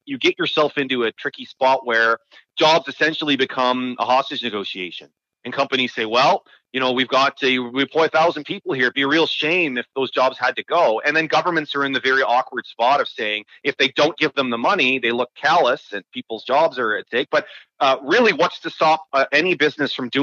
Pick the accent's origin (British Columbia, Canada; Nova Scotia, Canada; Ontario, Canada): Ontario, Canada; Waterloo Region; I'm from the Waterloo region